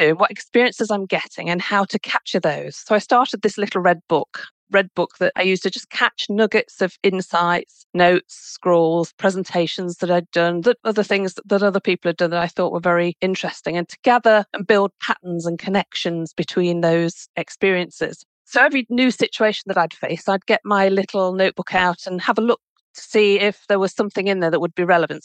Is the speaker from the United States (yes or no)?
no; United Kingdom; I'm British.